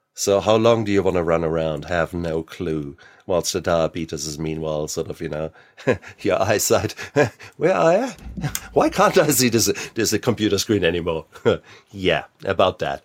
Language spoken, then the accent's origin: English; Germany; being German. I was born in sixty-six, so, and I was born in the American occupied zone